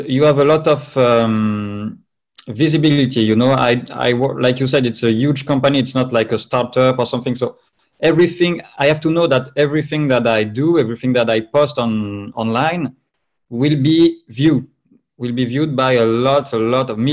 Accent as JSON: {"language": "English", "town": "Toulouse", "region": "Occitania", "country": "France", "also_born_or_lived": "Madrid", "accent": "French", "second_language": "English", "moved": "as an adult", "lives_now": "Paris, France", "said": "I was originally from Toulouse in the south of France, where it's sunny"}